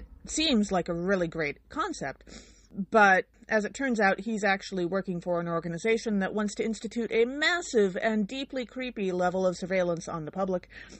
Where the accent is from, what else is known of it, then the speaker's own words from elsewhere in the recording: Illinois, United States; I'm from Illinois.